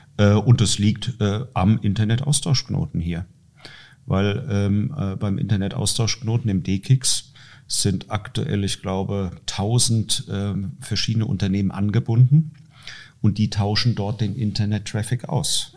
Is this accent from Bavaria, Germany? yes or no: no; Dreieich, Hesse, Germany; ich komme aus Dreieich, eine Stadt mit 42.000, 43 43.000 Einwohnern